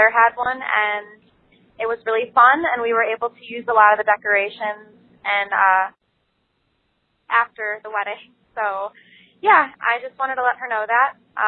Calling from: Hampshire, Illinois, United States; I'm calling from Hampshire, Illinois

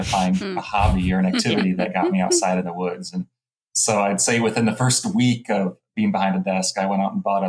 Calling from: Harrisonburg, Virginia, United States; Good old Harrisonburg, Virginia.

